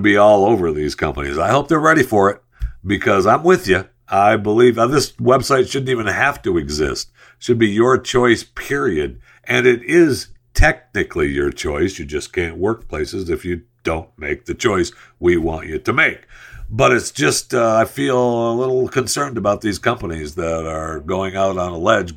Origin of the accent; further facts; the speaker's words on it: United States; as an American and as someone who speaks English